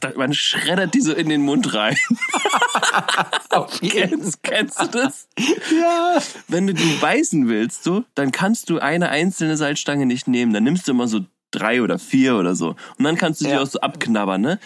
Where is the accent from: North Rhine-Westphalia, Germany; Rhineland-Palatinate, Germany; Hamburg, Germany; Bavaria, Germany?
Rhineland-Palatinate, Germany; Koblenz; now in Berlin, Germany; ich bin gebürtiger Koblenzer